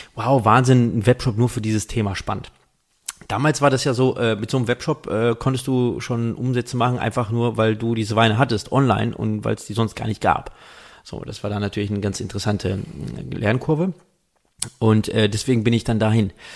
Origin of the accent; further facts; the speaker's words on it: Rheingau, Hesse, Germany; ich komme ja aus dem Rheingau.